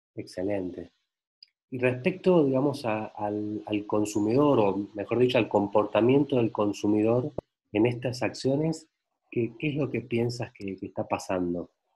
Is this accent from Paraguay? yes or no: no; Argentina; now in Mexico; yo soy argentino